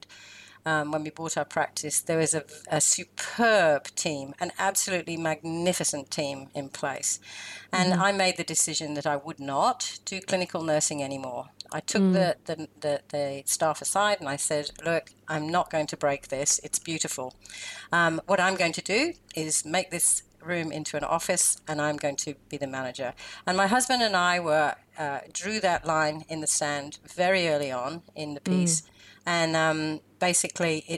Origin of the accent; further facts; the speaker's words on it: the Midlands of England, United Kingdom; moved away as an adult; also born or lived in New Zealand; now in Melbourne, Australia; originally from England, and I was born in the Midlands of England, and I came out to New Zealand in 1975